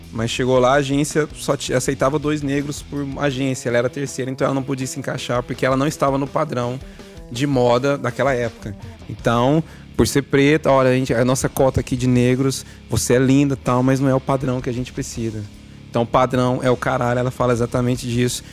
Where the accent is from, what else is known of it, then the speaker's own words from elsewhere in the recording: Uberaba, Minas Gerais, Brazil; Nós somos de Uberaba, Minas Gerais